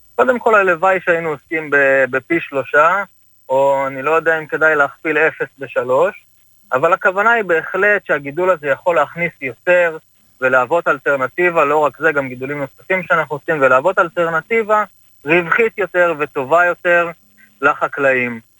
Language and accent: Hebrew; Kibbutz Dalia, Haifa District, Israel; אני בן קיבוץ דליה. אה, גדלתי על ברכי החקלאות בקיבוץ